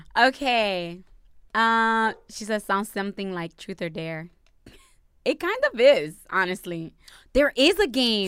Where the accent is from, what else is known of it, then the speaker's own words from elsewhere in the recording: Dominican Republic; first language Spanish; English is a second language; Spanish is my native tongue